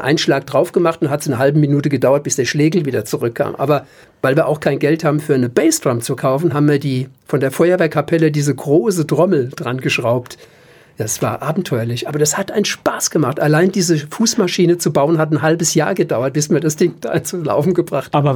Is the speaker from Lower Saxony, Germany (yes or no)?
no; Mainz, Rhineland-Palatinate, Germany; moved away as an adult; also born or lived in Düsseldorf / Cologne / Cuba; ich bin in Dreis groß